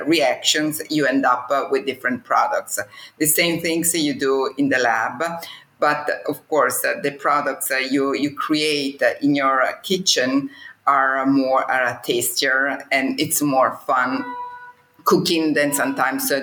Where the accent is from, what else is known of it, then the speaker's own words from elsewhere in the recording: Como, Lombardy, Italy; I was born in Como and I come from a traditional Italian family